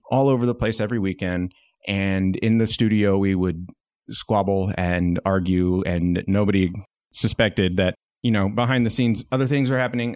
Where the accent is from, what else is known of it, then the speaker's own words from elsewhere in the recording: Dallas, Texas, United States; moved away as an adult; now in Northwest Arkansas, United States; I landed back near my hometown in Dallas